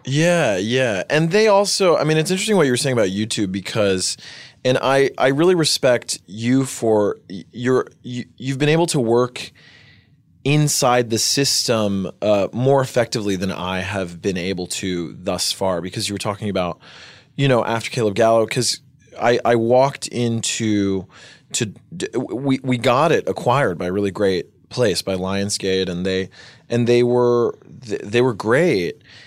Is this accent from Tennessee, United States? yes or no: yes; Winchester, Tennessee, United States; also born or lived in New York City; this small town in Tennessee called Winchester. And, uh, and it was cool. I mean, I, I really liked growing up in nature